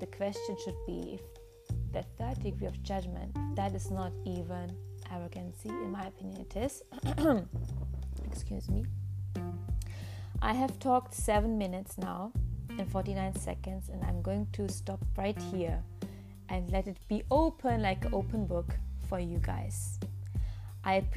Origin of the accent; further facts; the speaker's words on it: Germany; English is a second language; I was born in Germany